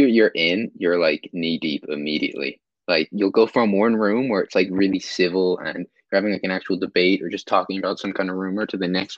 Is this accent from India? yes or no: no; Ireland; also born or lived in Sacramento, California, United States; I was born in Sacramento, and I moved to Ireland in, like, 2005.